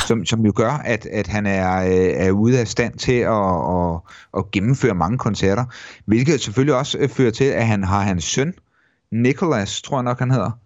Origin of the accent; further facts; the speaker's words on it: Mogenstrup, Zealand, Denmark; drengeværelset hjemme i Mogenstrup, øh, sådan starten midt halvfemserne